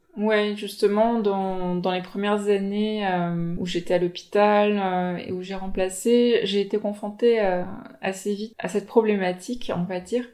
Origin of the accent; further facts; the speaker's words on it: French Polynesia; Je viens de Tahiti.